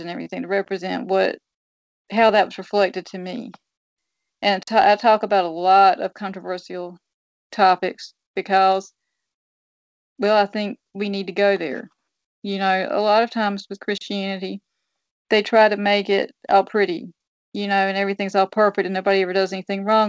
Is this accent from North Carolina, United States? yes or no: yes; New Bern, North Carolina, United States; my hometown in New Bern